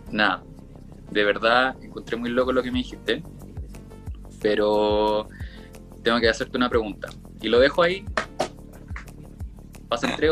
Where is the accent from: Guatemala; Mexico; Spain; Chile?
Chile; accent: Chilean; hablaba así como que no pronunciaba, no modulaba nada, hablaba muy como chileno, no se me entendía en nada